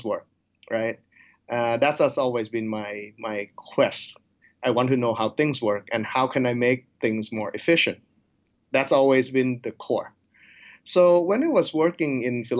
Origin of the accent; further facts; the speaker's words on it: Thailand; also born or lived in United States; now in Nebraska, United States; I grew up in Thailand, so I do speak Thai and English